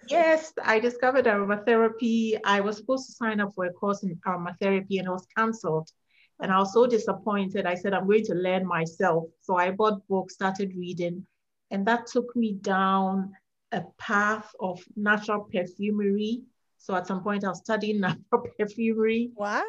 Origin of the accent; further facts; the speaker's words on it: Ghana; moved away as an adult; now in Virginia, United States; I'm from Ghana, West Africa, and I moved to the US in 2012.